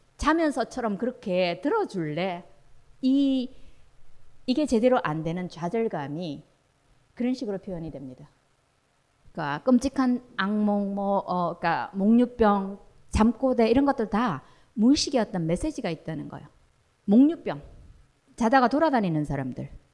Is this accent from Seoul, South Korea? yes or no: no; Daegu, South Korea; 저 대구 출신인데